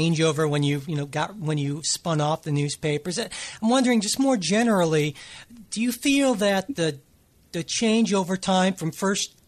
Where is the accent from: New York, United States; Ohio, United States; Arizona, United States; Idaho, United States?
Ohio, United States; Cleveland; growing up in Cleveland, used to be a two newspaper town